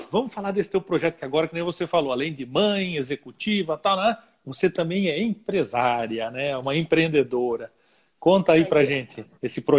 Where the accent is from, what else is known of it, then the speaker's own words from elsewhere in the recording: Joinville, Santa Catarina, Brazil; eu sou joinvilense